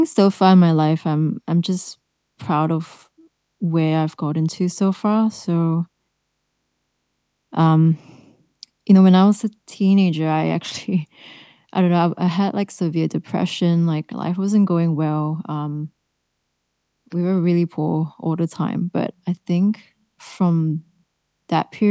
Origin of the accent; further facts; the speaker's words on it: Melbourne, Victoria, Australia; I'm from Australia, Melbourne